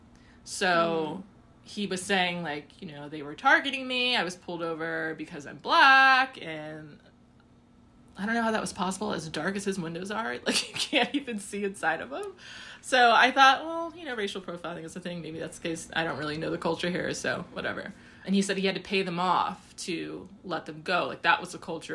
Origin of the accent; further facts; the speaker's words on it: United States; I'm from the States, I'm African-American.